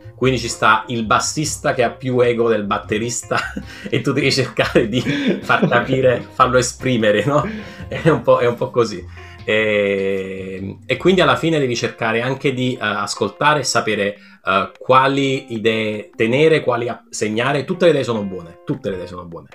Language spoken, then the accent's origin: Italian; Naples, Campania, Italy; moved away as an adult; now in Barcelona, Spain; sono nato a Napoli